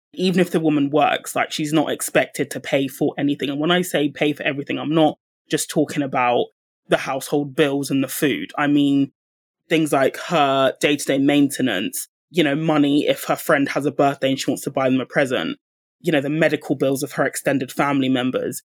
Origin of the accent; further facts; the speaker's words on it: United Kingdom; speaking from my own background, being a British Nigerian